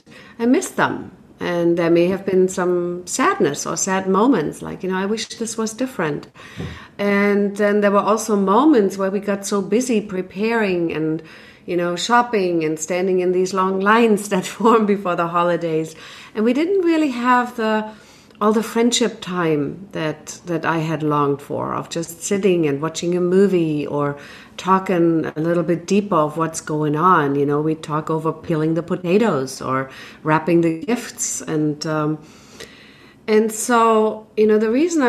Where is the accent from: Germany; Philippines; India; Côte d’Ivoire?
Germany; moved away; I grew up in Germany, so we had our own traditions